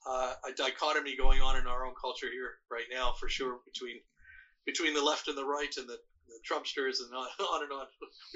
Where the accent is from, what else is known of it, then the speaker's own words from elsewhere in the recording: Iran; also born or lived in Canada; now in United States; I'm Canadian. I was born in Iran, but I'm also a Canadian citizen, and I live here as a permanent resident.